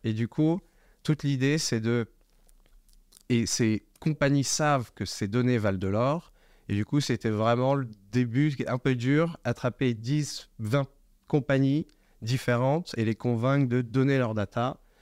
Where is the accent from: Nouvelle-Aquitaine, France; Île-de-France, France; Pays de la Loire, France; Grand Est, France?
Île-de-France, France; Paris suburbs; moved away as an adult; also born or lived in England / United States / Hong Kong; je viens de la banlieue parisienne, j'ai grandi en France